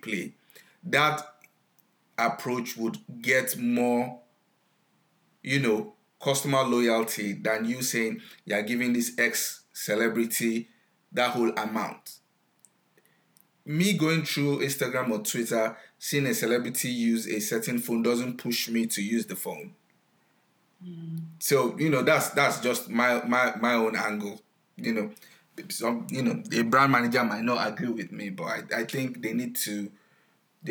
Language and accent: English; Nigeria; now in United States; I grew up in Nigeria, I stay in the US now